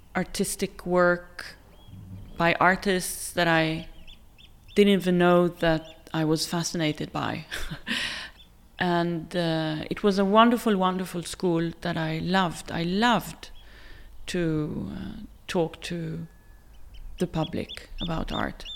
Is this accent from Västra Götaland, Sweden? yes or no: yes; Gothenburg, Västra Götaland, Sweden; moved away as an adult; also born or lived in Tel Aviv, Israel / Stockholm, Sweden / Oslo, Norway; now in Norway; I grew up in, in, outside of Tel Aviv for a few years, and then we moved to Sweden. And I grew up in Gothenburg. but also in Stockholm